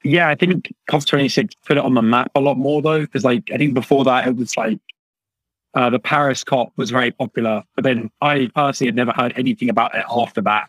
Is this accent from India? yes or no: no; United Kingdom; moved away as an adult; now in Canada; I'm from the UK